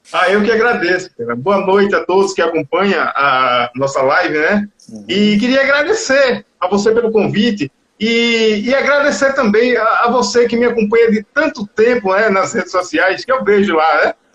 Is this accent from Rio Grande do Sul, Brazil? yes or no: no; Capim Grosso, Bahia, Brazil; moved away as an adult; now in Barreiras, Brazil; eu nasci em Capim Grosso